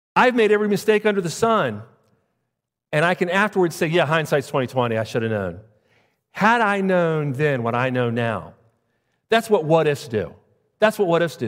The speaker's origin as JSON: {"language": "English", "town": "Jacksonville", "region": "Florida", "country": "United States", "moved": "yes", "said": "I'm from Jacksonville, Florida."}